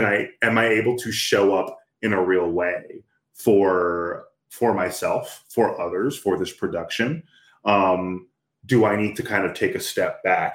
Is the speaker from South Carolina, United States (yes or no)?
no; Texas, United States; I grew up in Texas. I grew up in a predominantly white neighborhood. A lot of predominantly white spaces. So there's a lot about myself, about my blackness, that I was taught to be ashamed of or hate even.